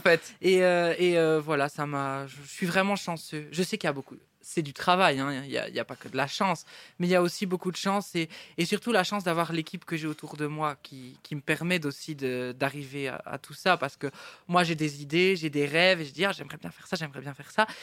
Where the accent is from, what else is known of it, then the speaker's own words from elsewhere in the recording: Baudour, Wallonia, Belgium; also born or lived in Boussu; je suis né à Bossu, mais j'habitais à Beaudour, qui est un petit village euh, pas très loin